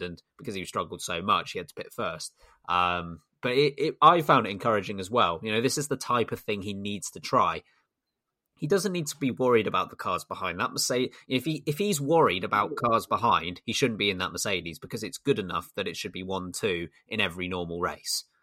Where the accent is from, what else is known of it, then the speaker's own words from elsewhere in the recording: United Kingdom; as a Brit